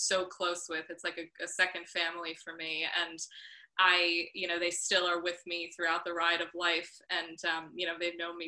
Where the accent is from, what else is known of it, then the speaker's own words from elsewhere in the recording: Northport, New York, United States; now in New York City, United States; in Northport in my hometown, which is a tiny little harbor town on Long Island